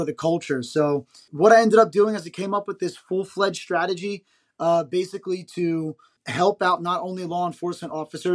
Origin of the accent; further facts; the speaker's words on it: New Jersey, United States; I grew up in South Jersey